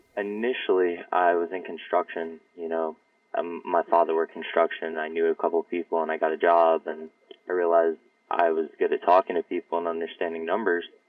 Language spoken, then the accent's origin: English; Yorktown, New York, United States; I grew up in Yorktown, northern Westchester.